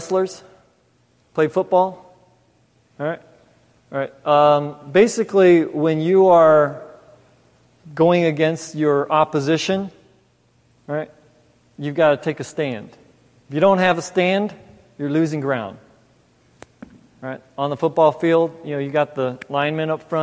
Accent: Los Angeles, California, United States; also born or lived in New York; now in Mansfield, United States; I grew up in California, L.A. area. Was in first it was Torrance, then South Bay, South Bay, La Puente.

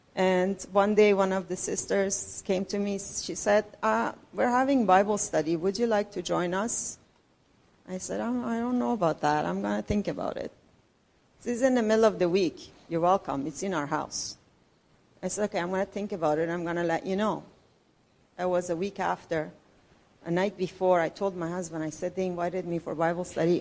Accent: Iran; moved away as an adult; also born or lived in Richmond Hill, Canada; now in Canada; I'm from Iran. I've been living in Canada with my husband and my two kids for last 30 years

